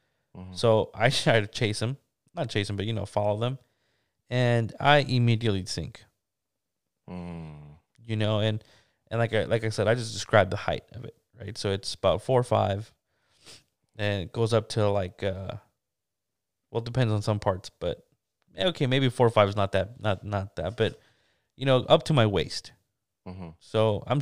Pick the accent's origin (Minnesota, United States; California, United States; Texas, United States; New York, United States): California, United States; I'm from California